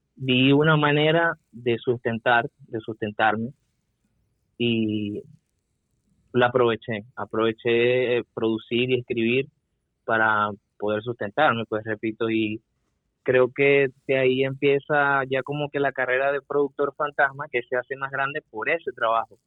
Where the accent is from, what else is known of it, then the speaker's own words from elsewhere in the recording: Venezuela; moved away as an adult; salir de Venezuela